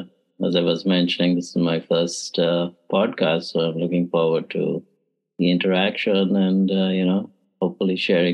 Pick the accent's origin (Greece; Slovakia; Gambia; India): India; West Bengal; first language English; moved away as an adult; also born or lived in Hong Kong / Tucson; now in Charlotte, United States; born and brought up in India